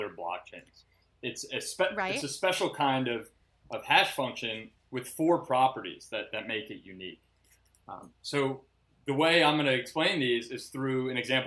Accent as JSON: {"language": "English", "region": "New Jersey", "country": "United States", "moved": "yes", "lives_now": "New York City, United States", "said": "I'm originally from New Jersey."}